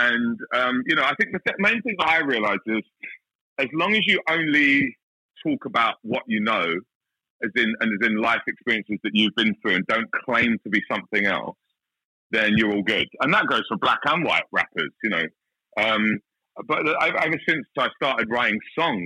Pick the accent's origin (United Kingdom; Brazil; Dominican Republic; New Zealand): United Kingdom; London; moved away as an adult; now in Australia; I grew up in South London